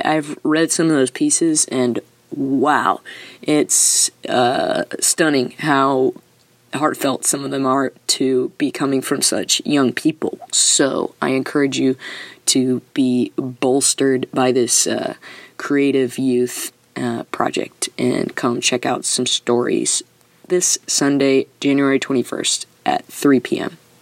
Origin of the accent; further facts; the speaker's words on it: South Carolina, United States; I grew up in South Carolina